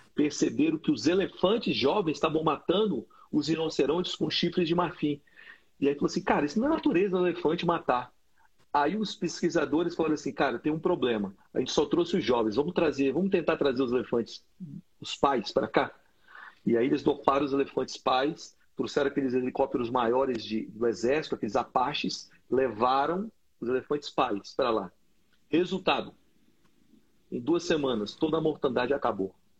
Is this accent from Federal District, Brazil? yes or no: yes; Brasília, Federal District, Brazil; eu cresci numa quadra em Brasília que tinha gangue